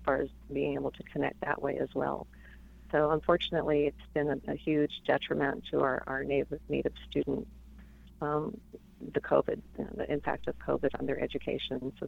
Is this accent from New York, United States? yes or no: no; Tucson, Arizona, United States; also born or lived in Albuquerque, New Mexico; I was born in Albuquerque, and we moved to Tucson when I was five, grew up in Arizona